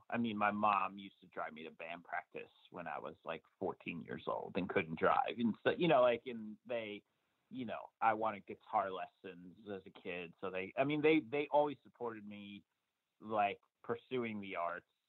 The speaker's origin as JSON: {"language": "English", "region": "New Jersey", "country": "United States", "tie": "born or raised there", "said": "I lived in New Jersey my entire life. I I uh, was born in like Central Jersey, and you know lived lived up to there through high school"}